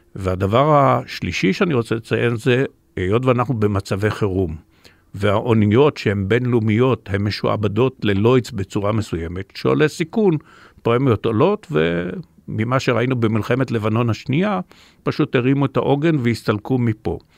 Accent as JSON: {"language": "Hebrew", "country": "Israel", "tie": "born or raised there", "said": "אני דווקא בן מושב"}